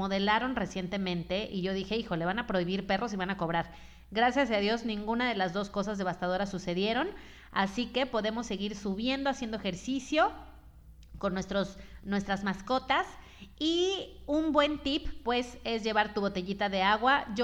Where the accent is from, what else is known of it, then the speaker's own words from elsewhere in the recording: Mazatlán, Sinaloa, Mexico; pero nací en Mazatlán y es uno de mis máximos orgullos eh, de la vida. De verdad te puedo decir que soy muy feliz siendo de Mazatlán